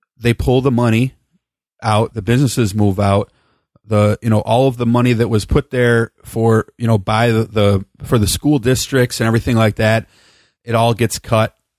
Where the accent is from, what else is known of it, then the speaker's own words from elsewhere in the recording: South Holland, Illinois, United States; now in Bakersfield, United States; I was born in South Holland in nineteen seventy-four